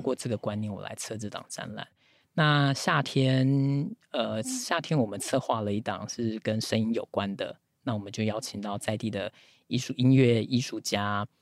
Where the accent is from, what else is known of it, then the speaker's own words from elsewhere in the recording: Taipei, Taiwan; moved away; 我是台北人